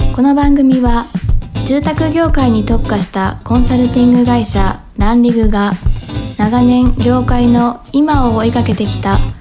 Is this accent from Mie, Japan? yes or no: no; Hokkaido, Japan; 同じ北海道生まれということで